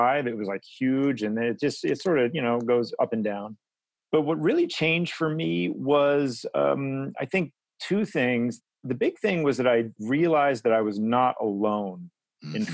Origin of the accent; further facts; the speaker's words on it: Midwest, United States; now in Oakland, United States; my background in a general way is I'm from the Midwest